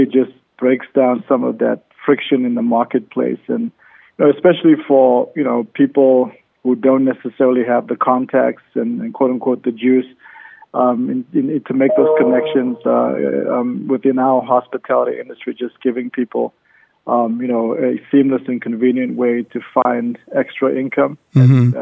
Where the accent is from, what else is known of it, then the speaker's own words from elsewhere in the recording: Cape Town, Western Cape, South Africa; now in Las Vegas, United States; I'm originally from South Africa, Cape Town, South Africa, and I've been living in Las Vegas for the last 16 years